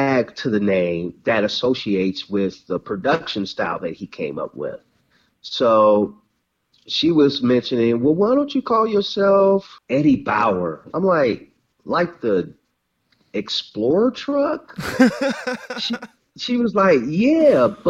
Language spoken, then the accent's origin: English; Mobile, Alabama, United States; moved away as an adult; now in Compton, United States; raised in Mobile, Alabama